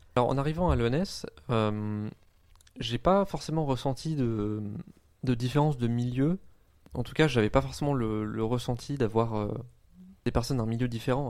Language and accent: French; around Compiègne, Oise, Hauts-de-France, France; moved away as an adult; also born or lived in Lille; j'ai grandi euh, autour de Compiègne, qui est euh, une, ville dans l'Oise